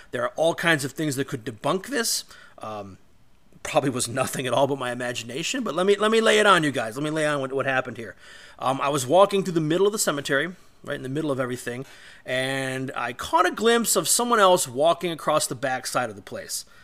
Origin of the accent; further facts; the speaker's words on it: Olmsted Falls, Ohio, United States; located in Olmsted Falls, Ohio, eh, where I grew up.